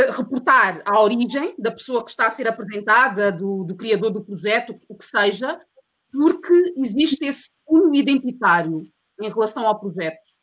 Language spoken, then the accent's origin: Portuguese; Portugal; also born or lived in Mozambique; eu nasci em Moçambique, mas eu cresci em Portugal